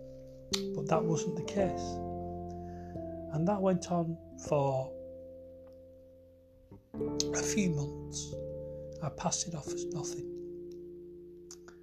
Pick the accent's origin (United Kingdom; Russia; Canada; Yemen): United Kingdom; Wigan, North West England; I'm from Wigan